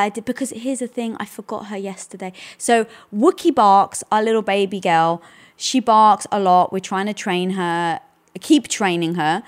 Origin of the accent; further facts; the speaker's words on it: United Kingdom; moved away; being British, we never celebrated Thanksgiving